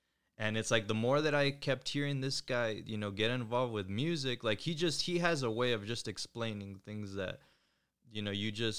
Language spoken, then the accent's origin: English; Florida, United States; I'm from Florida.